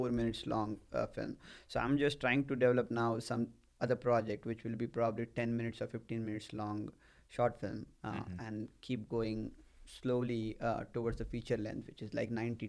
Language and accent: English; India; moved away as an adult; now in United States; I came to US from India